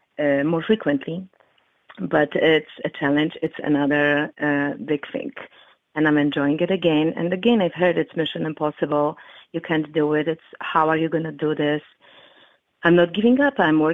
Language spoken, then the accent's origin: English; Chicago, Illinois, United States; I am from Chicago, and currently I live in Chicago.